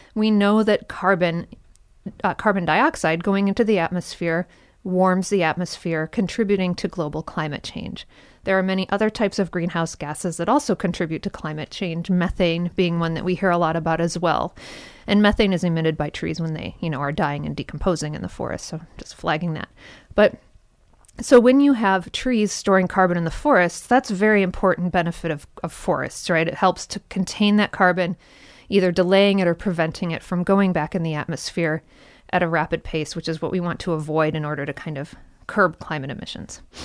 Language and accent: English; Michigan, United States; moved away as an adult; also born or lived in California; I grew up in Michigan. I spent the first twenty-four years of my life in Michigan, and then I moved away for twenty-three years